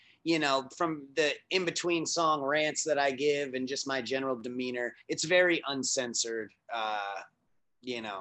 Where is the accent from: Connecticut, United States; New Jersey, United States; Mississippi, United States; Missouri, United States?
Connecticut, United States; Norwalk; born or raised there